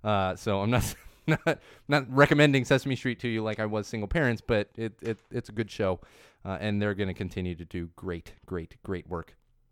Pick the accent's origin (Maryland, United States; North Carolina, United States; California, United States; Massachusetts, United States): California, United States; San Diego; I grew up in San Diego.